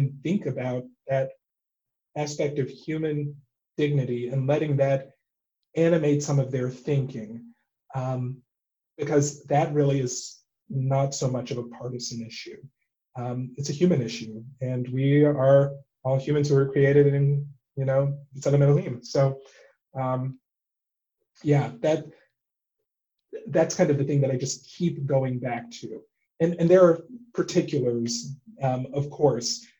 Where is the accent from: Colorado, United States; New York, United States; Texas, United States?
Texas, United States; I grew up in Texas